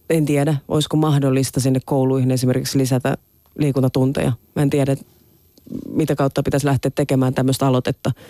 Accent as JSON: {"language": "Finnish", "region": "Southwest Finland", "country": "Finland", "tie": "born or raised there", "said": "Mä oon käynyt itse ollut nurkkila alasta ja se on Kemio ja Pernion välissä semmoinen"}